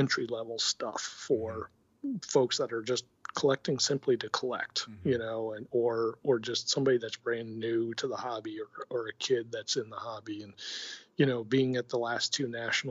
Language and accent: English; Connecticut, United States; I grew up in Connecticut and grew up a Mets fan